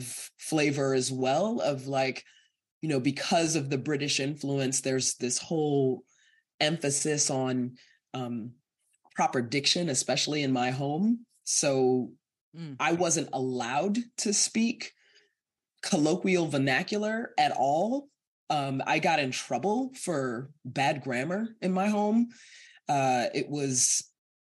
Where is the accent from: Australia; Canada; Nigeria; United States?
United States; Evanston, Illinois; also born or lived in Guyana; a Guyanese immigrant growing up in Evanston